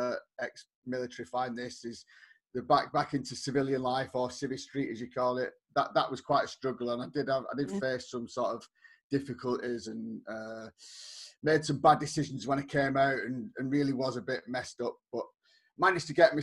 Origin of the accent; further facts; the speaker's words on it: Bolton, North West England, United Kingdom; moved away as an adult; I'm actually from the northwest of England, a town called Bolton. I stayed there until I was kind of in my early 20s.